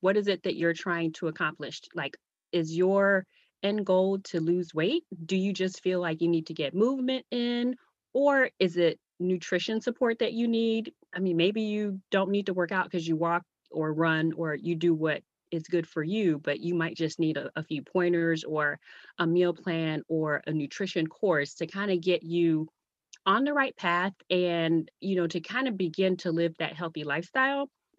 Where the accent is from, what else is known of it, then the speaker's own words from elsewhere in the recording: U.S. Virgin Islands; now in Virginia, United States; So I'm originally from the Virgin Islands. Now I live in Virginia with my husband, two kids, and a dog.